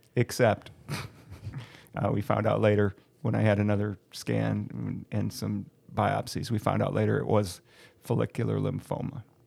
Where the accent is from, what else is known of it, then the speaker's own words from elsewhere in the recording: Ohio, United States; moved away; I'm originally from Ohio